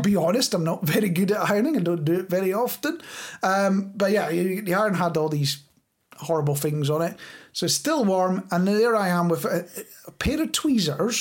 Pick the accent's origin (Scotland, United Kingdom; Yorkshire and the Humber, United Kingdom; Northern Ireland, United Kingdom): Scotland, United Kingdom